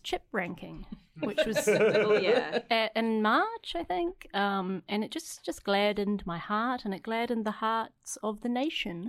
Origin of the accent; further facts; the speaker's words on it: Wellington, New Zealand; I grew up in Wellington